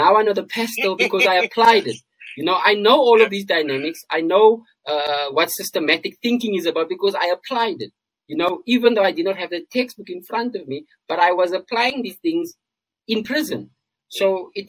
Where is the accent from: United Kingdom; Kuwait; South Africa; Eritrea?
South Africa; as South Africans, we live in this bubble. And I'm speaking from a point of being a South African myself.